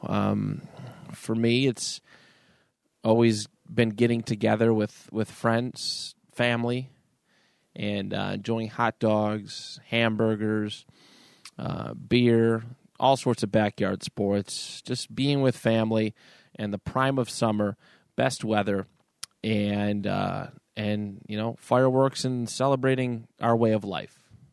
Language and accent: English; United States; we're all American